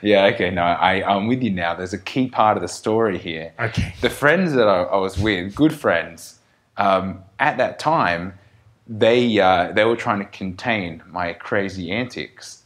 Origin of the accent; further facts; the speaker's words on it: Australia; we're still Australian